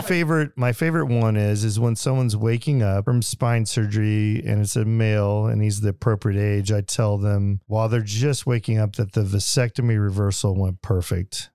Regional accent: Springfield, Missouri, United States; moved away; also born or lived in Las Vegas / Detroit / Branson; I grew up in Springfield, Missouri

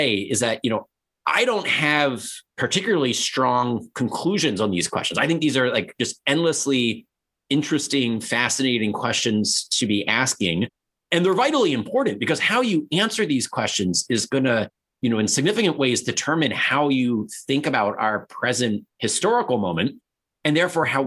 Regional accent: Baltimore, Maryland, United States; I'm from Baltimore, Maryland

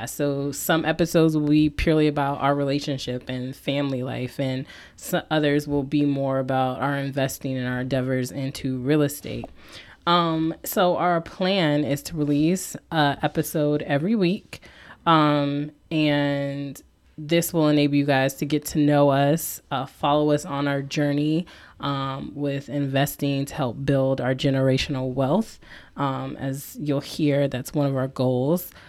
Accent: East Coast, United States; also born or lived in Louisiana; so I'm a military brat raised mainly on the East Coast and in the South, but I was born in Louisiana. So, again, hence blended Creole.

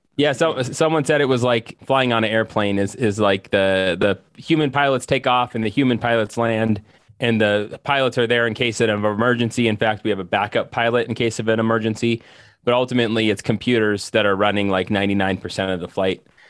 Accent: North Dakota, United States; I grew up, I'm from North Dakota.

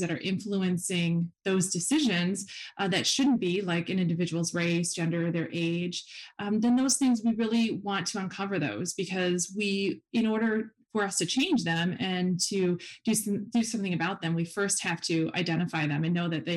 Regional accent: Wisconsin, United States; also born or lived in Huntsville, Texas; I am from Wisconsin

